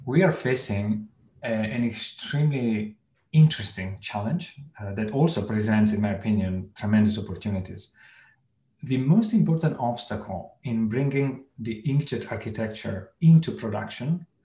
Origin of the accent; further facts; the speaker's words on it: Italy; moved away; I come from Italy